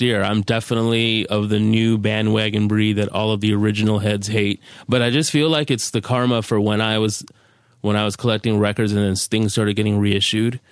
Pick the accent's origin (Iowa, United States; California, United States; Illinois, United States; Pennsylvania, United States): California, United States; Carson; I'm from Carson, California, from where the … and … are from.